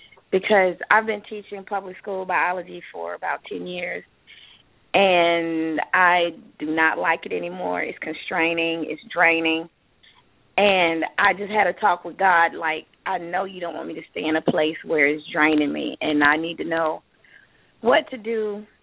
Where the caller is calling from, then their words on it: Tucker, Georgia, United States; I'm calling from Tucker, Georgia.